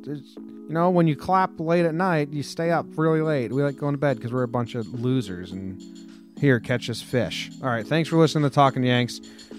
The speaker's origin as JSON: {"language": "English", "country": "Denmark", "second_language": "English", "said": "I don't really like football. American football. I'm from Denmark. I don't like that stuff."}